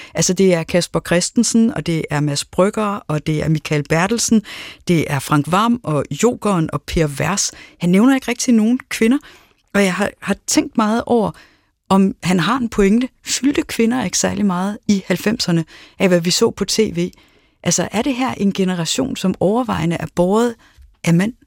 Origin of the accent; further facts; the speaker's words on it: Aarhus, Central Denmark Region, Denmark; jeg er vokset op i Aarhus